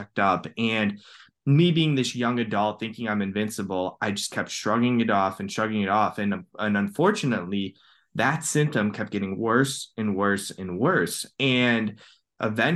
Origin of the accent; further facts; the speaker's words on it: Cleveland, Ohio, United States; I'm from Cleveland, Ohio